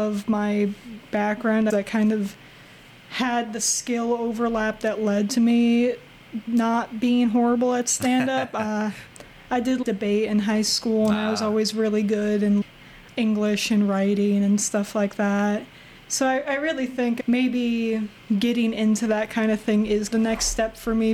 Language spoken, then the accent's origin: English; Omaha, Nebraska, United States; I grew up in Millard, so very much just standard suburbia